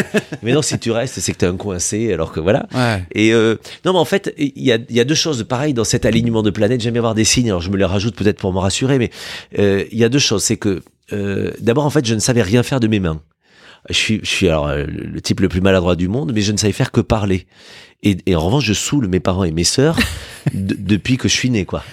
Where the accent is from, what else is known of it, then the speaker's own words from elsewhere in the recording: Villefranche-de-Rouergue, Occitania, France; moved away as an adult; l'état civil me ramène dans la douce et belle ville de Villefranche de Rouergue, dans l'Aveyron, euh, dans laquelle j'ai grandi jusqu'à 18 ans.